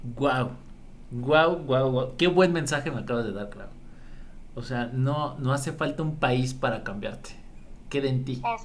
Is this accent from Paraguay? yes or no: no; Mexico; mi mexicano, mi gente